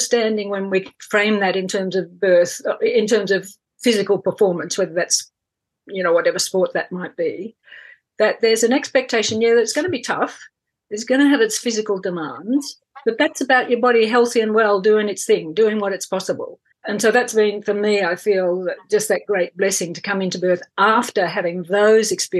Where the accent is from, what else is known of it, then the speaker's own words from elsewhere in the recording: country Victoria, Australia; also born or lived in England; I'm Australian through and through, country Victoria girl